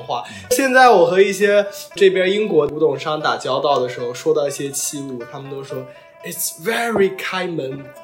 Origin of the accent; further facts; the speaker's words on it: Lishui, Zhejiang, China; now in London, United Kingdom; 我老家是浙江丽水沁源县